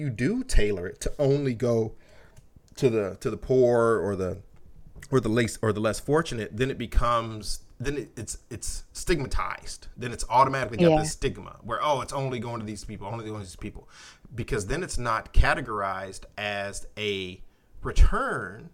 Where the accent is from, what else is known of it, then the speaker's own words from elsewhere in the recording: United States; as an American